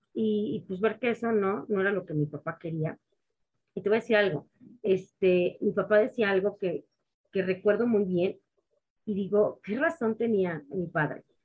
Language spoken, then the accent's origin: Spanish; Mexico City, Mexico; Pues yo soy mexicana, de Ciudad de México, tal cual. Mis padres son también mexicanos. Aquí crecí, aquí nací